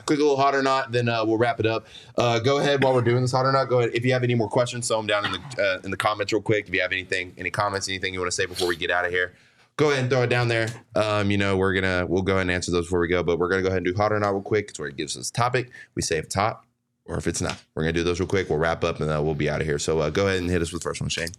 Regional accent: Texas, United States; now in Arizona, United States; I grew up in Texas

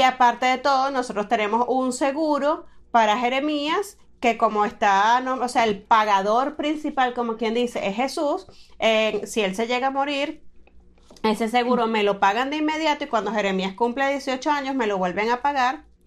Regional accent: Maturín, Monagas, Venezuela; yo soy de Maturín, al oriente, al nororiente de Venezuela.

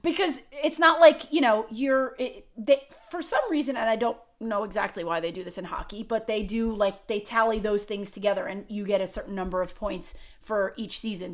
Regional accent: Long Island, New York, United States; When I was a kid, I grew up on Long Island

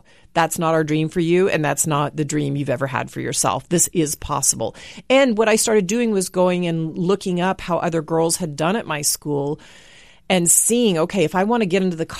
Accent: Dallas, Texas, United States; growing up in Dallas, there were these drill teams who performed at halftime.

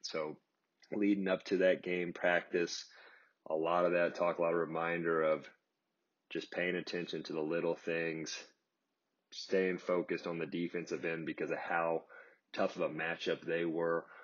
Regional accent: Kansas City, United States; as a kid growing up in Kansas City

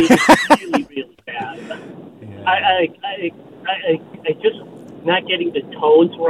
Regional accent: Connecticut, United States; now in Piedmont, United States; I grew up in Connecticut, and both my parents were doctors, and they had, uh, Filipino doctors

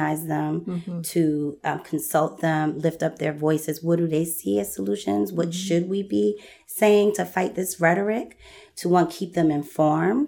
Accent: Philadelphia, Pennsylvania, United States; I'm born and raised in Philly

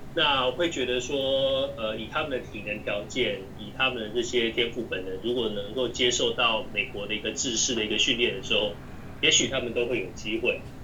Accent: Taiwan; 我们讲台语

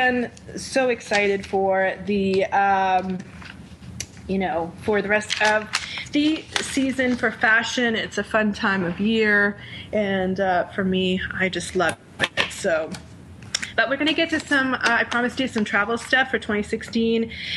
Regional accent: Rhode Island, United States; Rhode Island, my home state

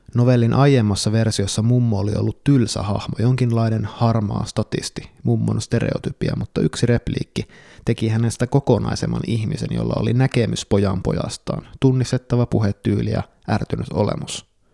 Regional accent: Kuopio, North Savo, Finland; joka olen kasvanut Kuopiossa omakotitalossa

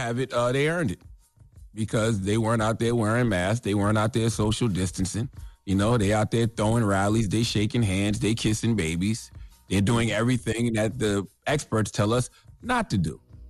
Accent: South Carolina, United States; But see, I'm from South Carolina. You know, I lived in Columbia.

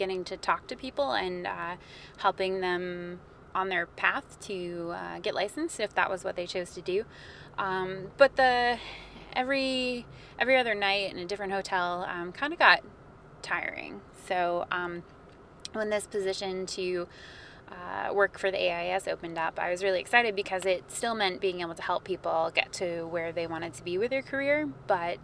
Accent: Maine, United States; also born or lived in Vermont; I'm originally from Maine.

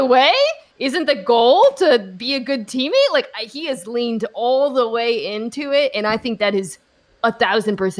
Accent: Seattle, Washington, United States; I am from Seattle

